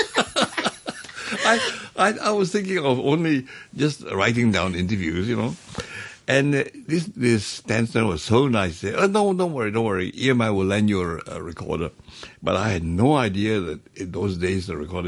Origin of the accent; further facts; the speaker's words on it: Hong Kong; where are you from? I said, Hong Kong